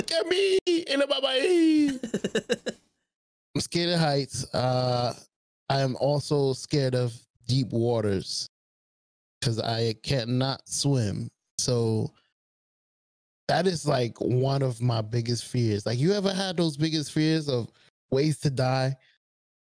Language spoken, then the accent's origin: English; New York City, New York, United States; I'm from Brooklyn.